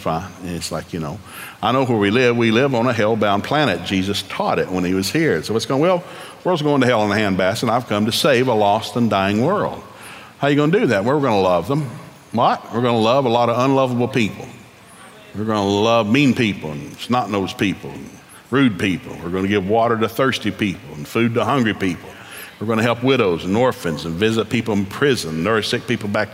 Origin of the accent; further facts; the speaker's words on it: Oklahoma, United States; also born or lived in East Tennessee; being an Okie